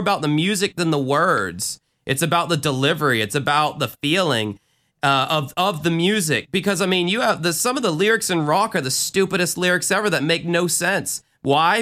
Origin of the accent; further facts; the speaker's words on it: Jacksonville, Florida, United States; my hometown